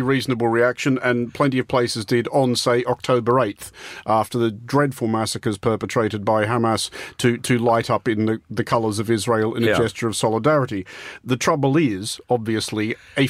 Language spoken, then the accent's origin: English; Australia; moved away; my people